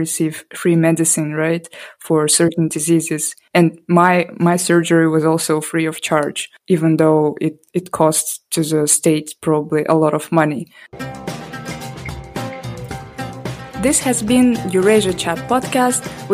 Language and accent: English; Almaty, Kazakhstan; I was born in Almaty